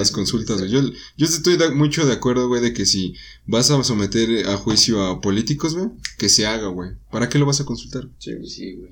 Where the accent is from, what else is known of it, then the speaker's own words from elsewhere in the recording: Mexico; Nosotros como ciudadanos mexicanos